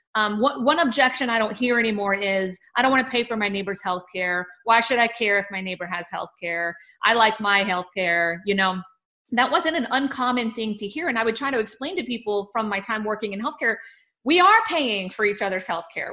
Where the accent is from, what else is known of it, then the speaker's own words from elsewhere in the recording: Texas, United States; as a Texan